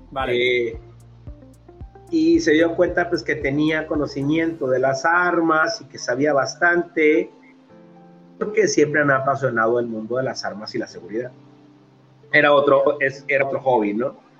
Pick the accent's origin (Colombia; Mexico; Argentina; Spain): Mexico; Culiacán, Sinaloa; Yo soy de Culiacán, Sinaloa